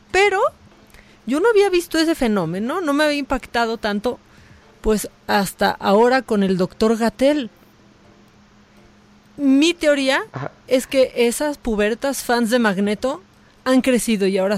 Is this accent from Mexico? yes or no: yes; Guerrero, Mexico; Eh, soy de Guerrero, mucha gente de mi familia le manda saludos